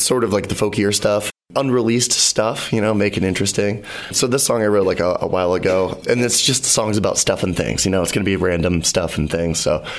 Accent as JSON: {"language": "English", "town": "Bridgewater", "region": "Massachusetts", "country": "United States", "tie": "born or raised there", "moved": "yes", "lives_now": "Cape Cod, United States", "said": "Bridgewater's my hometown, actually. My old stomping grounds."}